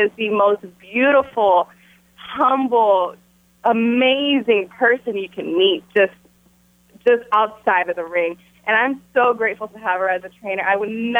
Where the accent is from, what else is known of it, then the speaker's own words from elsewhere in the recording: Texas, United States; moved away; I came to Texas for this premiere, just to be here in my hometown